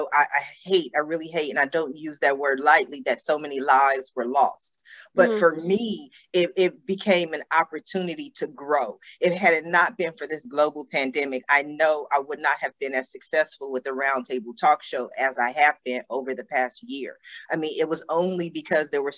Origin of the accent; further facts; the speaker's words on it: Columbus, Ohio, United States; now in Los Angeles, United States; I grew up in Columbus, Ohio, and our home was surrounded by trees on just about every side